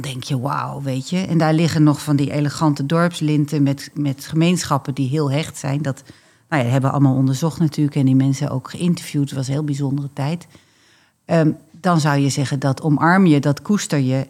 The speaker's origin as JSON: {"language": "Dutch", "region": "Drenthe", "country": "Netherlands", "also_born_or_lived": "Groningen, Netherlands (born)", "said": "Mag ik als Drent wel zeggen"}